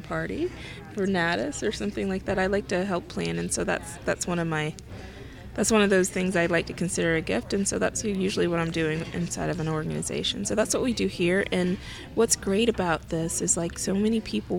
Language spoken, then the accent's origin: English; Gainesville, Florida, United States; moved away as an adult; now in Atlanta, United States; I'm from Gainesville, Florida. I love Gainesville, Florida.